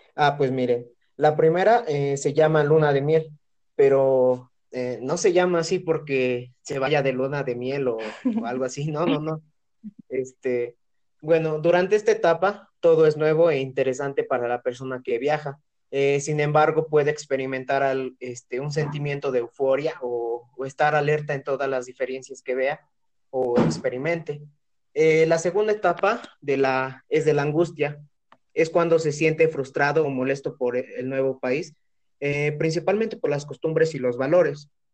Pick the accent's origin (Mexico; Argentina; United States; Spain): Mexico; soy de Santorum